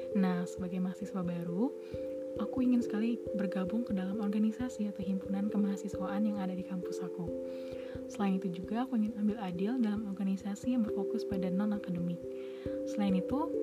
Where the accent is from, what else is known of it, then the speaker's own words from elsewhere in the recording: Palembang, South Sumatra, Indonesia; moved away as an adult; also born or lived in Lampung; asal dari Palembang